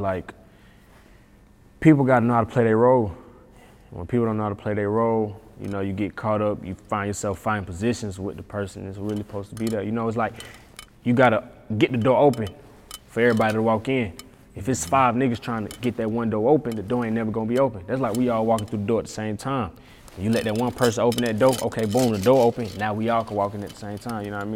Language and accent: English; Atlanta, Georgia, United States; I'm from Atlanta